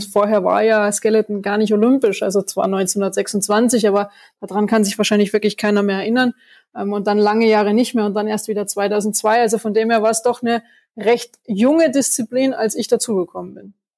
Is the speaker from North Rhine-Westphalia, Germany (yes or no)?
no; Schönau am Königssee, Bavaria, Germany; Also ich komme aus Berchtesgaden, aus der Schönau